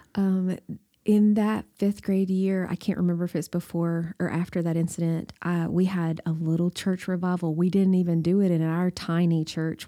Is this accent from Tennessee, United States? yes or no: yes; Baxter, Tennessee, United States; I grew up in Baxter, Tennessee